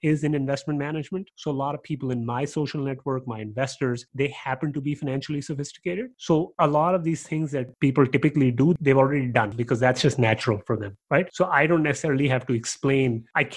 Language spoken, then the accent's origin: English; Pakistan; also born or lived in Canada; now in Texas, United States; I'm from Pakistan, but I went to school in Canada.